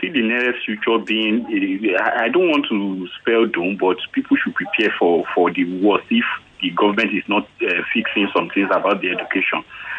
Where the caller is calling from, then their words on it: Ekwe, Imo, Nigeria; on the line. I'm calling you from Ekwe.